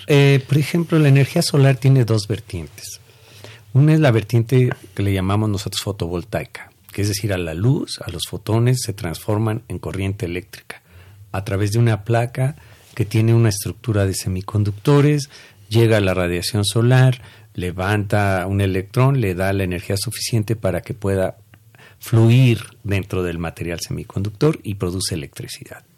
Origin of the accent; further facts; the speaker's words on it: Mexico; nosotros como mexicanos